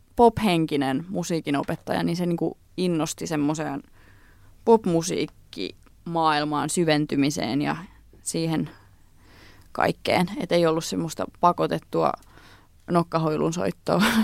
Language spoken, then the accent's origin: Finnish; Tampere, Pirkanmaa, Finland; also born or lived in Lempäälä; mä oon syntynyt Tampereella ja mä kävin alaasteen Tampereella, mutta sitten me muutettiin Lempäälään, niin mä sit kävin niinku yläasteen ja lukioajan Lempäälästä käsin